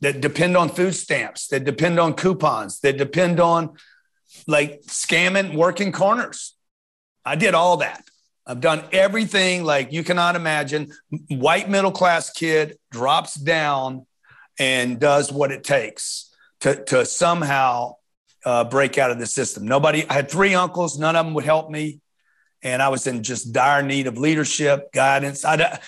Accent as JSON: {"language": "English", "town": "Lake Charles", "region": "Louisiana", "country": "United States", "tie": "born or raised there", "said": "I grew up in Lake Charles, Louisiana, on 10th Street"}